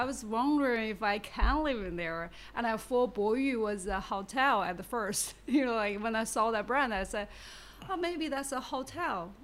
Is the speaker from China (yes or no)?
yes; Baoding, Hebei, China; English is a second language; also born or lived in Beijing / Shanghai; now in Shenzhen, China; I come from Baoding. You know, it's a small city.